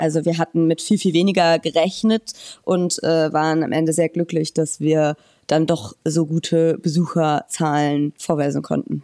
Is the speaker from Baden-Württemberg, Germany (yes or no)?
no; Hürth, North Rhine-Westphalia, Germany; moved away as an adult; also born or lived in Cologne; now in Weimar, Germany; Ich bin in Köln geboren und in der kleinen Stadt Hürth äh, groß geworden